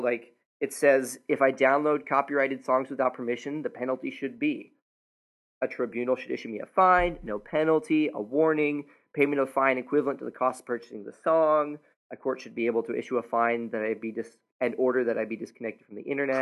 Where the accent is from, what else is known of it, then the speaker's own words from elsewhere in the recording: United States; a American citizen